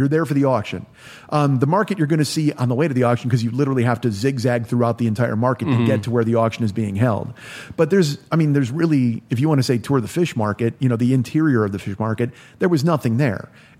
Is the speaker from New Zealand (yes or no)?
yes; New Zealand; You know, I'm from New Zealand. We've got fish there.